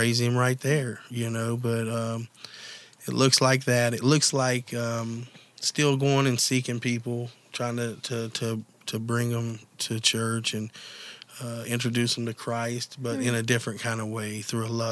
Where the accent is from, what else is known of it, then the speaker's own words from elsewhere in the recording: Mingo County, West Virginia, United States; also born or lived in Nitro, West Virginia; I'm originally from Mingo County